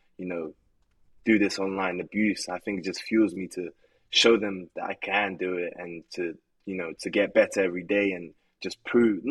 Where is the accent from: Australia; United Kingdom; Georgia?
United Kingdom; England; moved away; also born or lived in United States / Poland; I was born in America, but I left when I was really young to England. I lived in England most of my life.